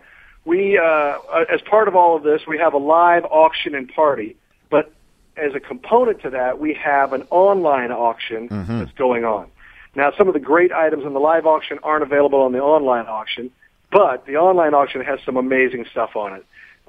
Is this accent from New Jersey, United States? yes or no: no; Kansas City, Kansas, United States; moved away; I'm from Kansas City